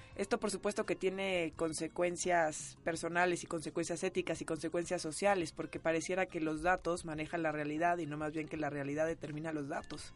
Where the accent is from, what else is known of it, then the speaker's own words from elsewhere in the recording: Mexico City, Mexico; yo soy de la Narvarte